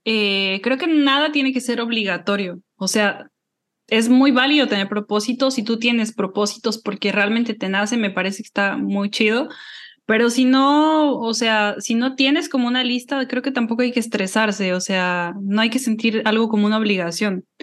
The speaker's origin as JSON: {"language": "Spanish", "region": "Mexico City", "country": "Mexico", "moved": "as an adult", "said": "soy comunicadora, creadora de contenido, soy originaria de la Ciudad de México, vivo en el Cono Sur desde hace 10 años más o menos"}